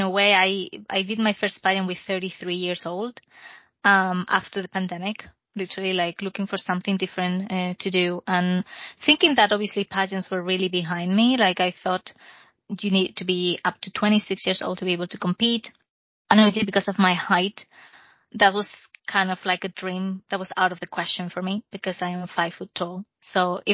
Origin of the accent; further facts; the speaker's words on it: Spain; accent: Spanish; English is a second language; moved away as an adult; now in United Kingdom; I'm Spanish, if you couldn't tell from my accent.